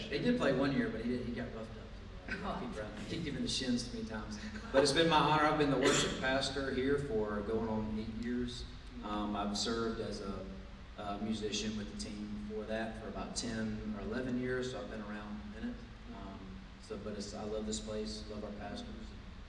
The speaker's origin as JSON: {"language": "English", "town": "Columbus", "region": "Georgia", "country": "United States", "tie": "born or raised there", "said": "I've been coming to Cascade Hills Church since I was about 13 years old. So I've been here a long time. I grew up in Columbus, Georgia. I'm homegrown."}